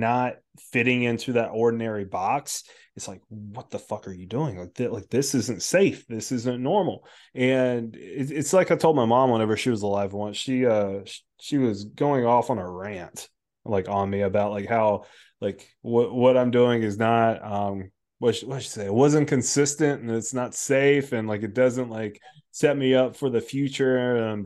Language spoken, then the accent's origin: English; United States; growing up in our school system in America